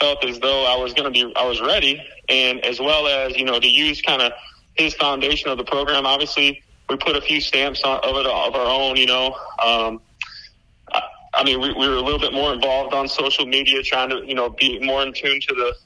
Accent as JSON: {"language": "English", "town": "Toledo", "region": "Ohio", "country": "United States", "tie": "born or raised there", "moved": "yes", "lives_now": "Florida, United States", "said": "I grew up in Ohio, in Toledo, Ohio"}